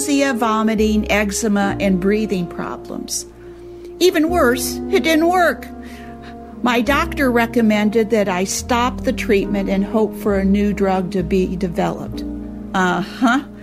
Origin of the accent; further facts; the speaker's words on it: Temperance, Michigan, United States; my hometown of Temperance, Michigan